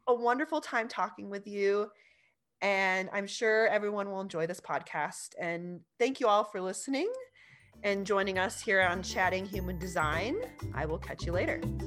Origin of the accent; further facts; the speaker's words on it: California, United States; I grew up in California